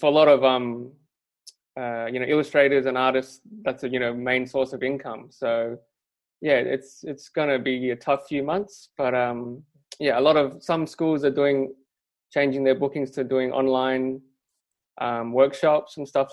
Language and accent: English; Perth, Western Australia, Australia; I'm from Perth. I grew up in Perth, which is even smaller than Melbourne and Sydney